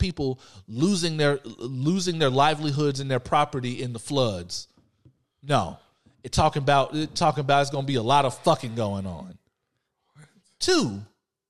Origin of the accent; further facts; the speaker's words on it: Texas, United States; I'm from Texas